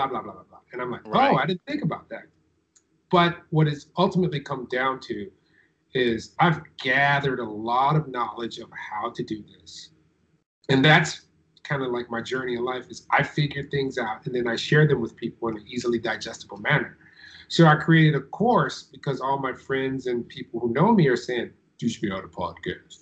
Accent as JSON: {"language": "English", "town": "Detroit", "region": "Michigan", "country": "United States", "tie": "born or raised there", "said": "I grew up in Detroit"}